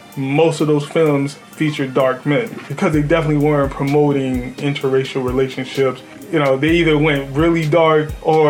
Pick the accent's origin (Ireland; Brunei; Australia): Ireland; I'm from Ireland.